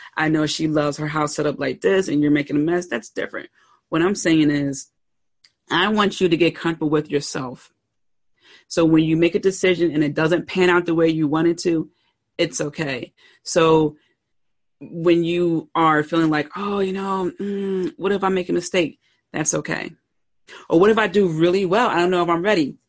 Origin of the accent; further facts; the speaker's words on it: Pennsylvania, United States; I grew up in Pennsylvania, the north